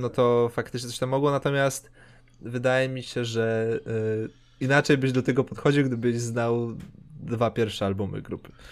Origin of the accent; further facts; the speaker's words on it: Poland; my jesteśmy prostymi białasami z Polski